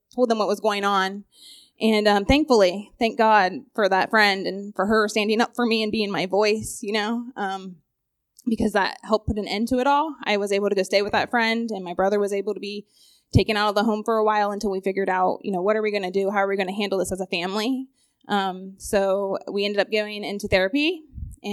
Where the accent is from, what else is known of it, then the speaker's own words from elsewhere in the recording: Newark, United States; I grew up here in Newark